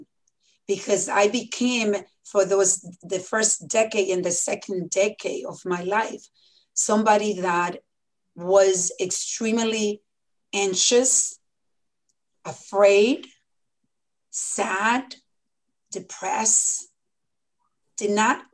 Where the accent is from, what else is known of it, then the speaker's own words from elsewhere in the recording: Dominican Republic; moved away; when I was born in the Dominican Republic